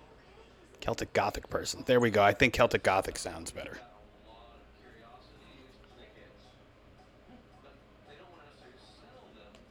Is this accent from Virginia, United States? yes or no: yes; Virginia, United States; moved away; I'm from Virginia